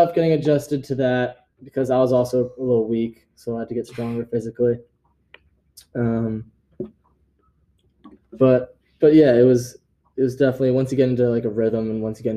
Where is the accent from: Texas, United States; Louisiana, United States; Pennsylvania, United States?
Pennsylvania, United States; West Chester; I'm from Westchester, Pennsylvania. I went to Bishop Shannon High School